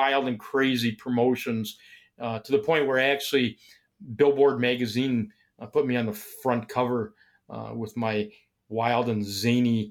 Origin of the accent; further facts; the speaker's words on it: Milwaukee, Wisconsin, United States; Originally, I came from Milwaukee. And after high school, I had a scholarship to go to Milwaukee School of Engineering